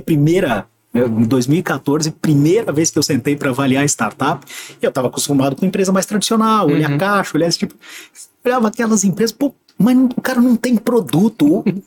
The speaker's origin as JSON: {"language": "Portuguese", "town": "Santos", "region": "São Paulo", "country": "Brazil", "also_born_or_lived": "São Carlos / Joinville", "moved": "yes", "said": "eu sou santista, eu sou nascido em 1975"}